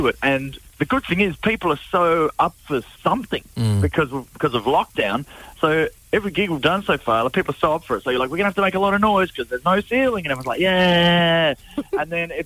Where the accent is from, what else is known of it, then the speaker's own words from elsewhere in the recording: Australia; now in Ireland; I'm Australian